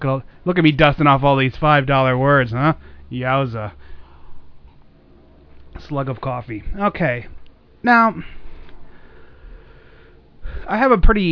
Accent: United States; as being an American

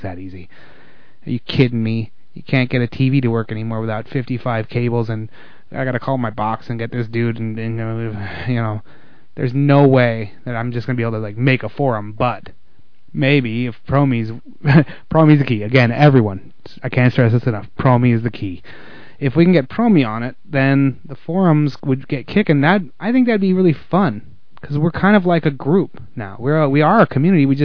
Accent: the South, United States; I'm from the South.

